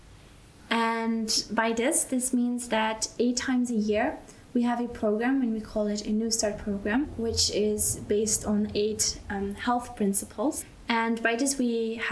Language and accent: English; Belgium; moved away as an adult; now in Austria; I grew up in Belgium